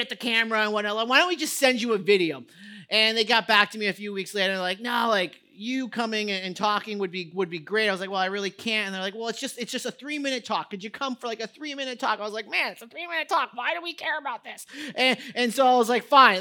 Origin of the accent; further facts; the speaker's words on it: United States; as an American society